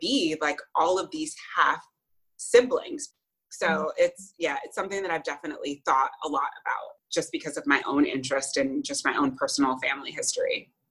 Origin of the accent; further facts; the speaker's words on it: United States; i grew up in the united states